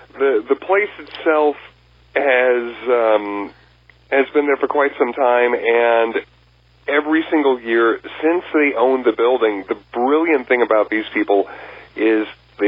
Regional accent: Texas, United States; now in California, United States; I come from Texas originally.

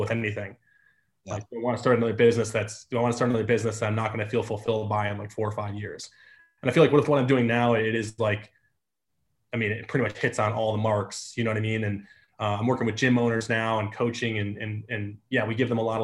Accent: Detroit, Michigan, United States; moved away as an adult; I grew up in Metro Detroit

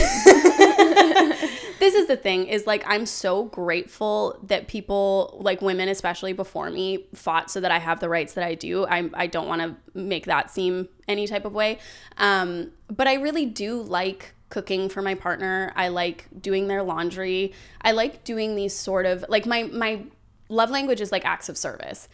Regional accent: Canada; growing up in Canada

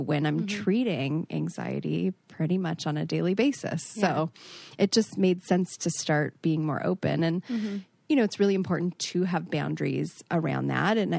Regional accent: Toronto, Ontario, Canada; moved away as an adult; now in Minneapolis, United States; I grew up in Toronto.

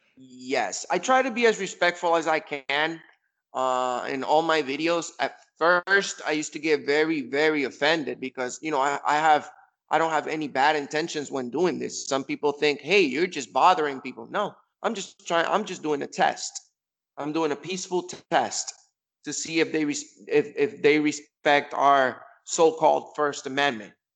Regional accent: Kissimmee, Florida, United States; my hometown in Kissimmee, Florida

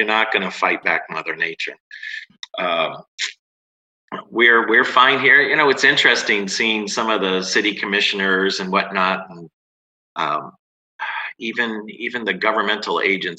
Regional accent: West Palm Beach, Florida, United States; West Palm Beach, Florida.

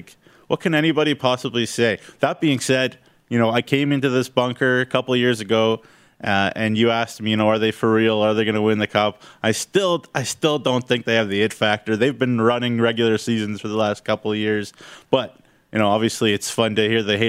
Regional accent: Vaughan, Ontario, Canada; in Vaughan

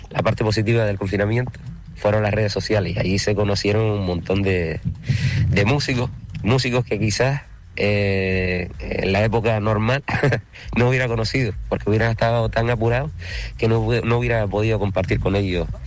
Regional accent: Canary Islands, Spain; born there; also born or lived in Corralejo / Villaverde; Claro, y, y mi tierra. Yo siempre, tú sabes que, bueno, Canarias, pero Fuerteventura es donde nací.

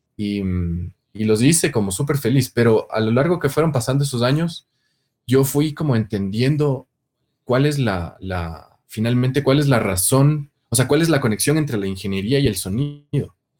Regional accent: Ecuador; moved away as an adult; also born or lived in Santiago, Chile; yo me fui del Ecuador

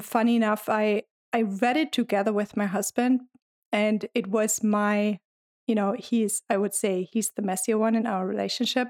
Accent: Germany; now in United States; I'm originally from Germany, but I've been living in the U S for quite some

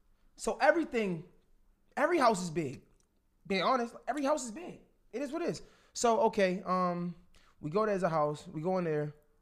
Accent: Baltimore, Maryland, United States; So I'm from Baltimore. If you from Baltimore, anything outside of Baltimore but not D.C. in between is PG County.

